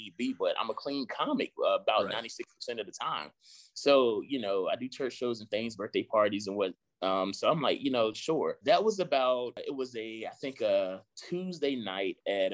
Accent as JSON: {"language": "English", "area": "Southampton County", "region": "Virginia", "country": "United States", "also_born_or_lived": "Richmond, Virginia", "moved": "as an adult", "lives_now": "Charlotte, United States", "said": "I'm originally from South Hampton County. Like, this doesn't happen to people where I'm from"}